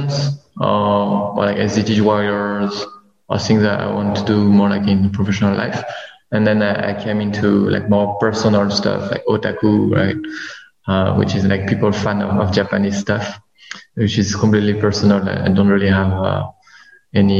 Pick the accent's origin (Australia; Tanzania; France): France; moved away as an adult; now in Vietnam; I was born in Vietnam. Then I moved to France when I was young, and I just came back in Vietnam 2 years ago to work